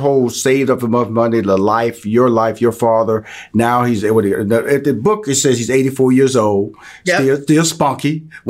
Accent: Houston, Texas, United States; I'm from Houston, Texas.

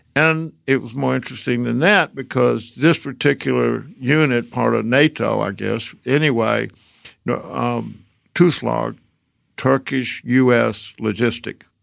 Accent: Georgia, United States; moved away as an adult; also born or lived in Decatur, Georgia / Atlanta; young kid growing up in Georgia

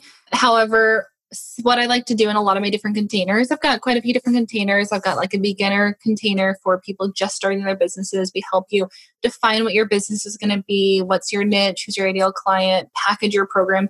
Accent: Portland, Oregon, United States; moved away as an adult; now in Seattle, United States; I was born and raised in Portland, Oregon, which is pretty close

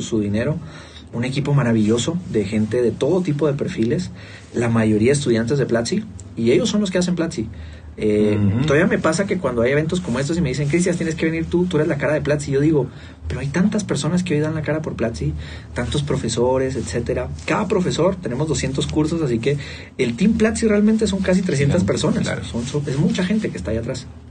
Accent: Guatemala; Vengo de Guatemala, creo que es un país muy individualista

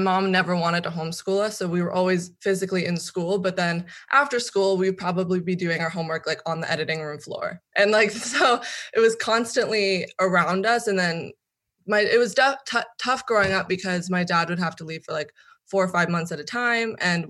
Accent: Hollywood, California, United States; there's a stigma behind growing up in Hollywood or having Hollywood famous parents

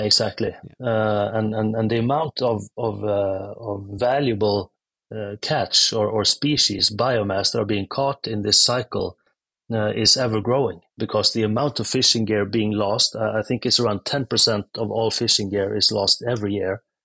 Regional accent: Norway; I'm from Norway. Uh, grew up in a small town, come from a long line of fishermen

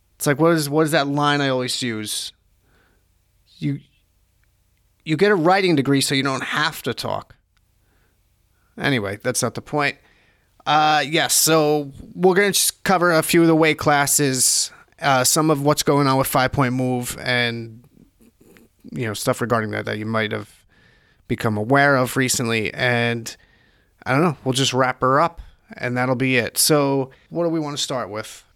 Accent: New Jersey, United States; I'm from New Jersey

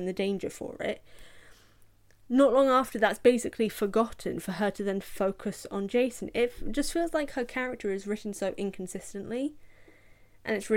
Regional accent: United Kingdom; accent: British; I'm British, as you can tell from this accent

